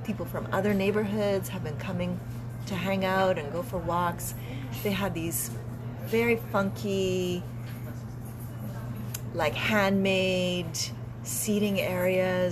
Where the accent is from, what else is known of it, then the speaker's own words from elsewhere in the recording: Yellowknife, Northwest Territories, Canada; also born or lived in Edmonton / West Coast; now in Montreal, Canada; Yellowknife is where I'm born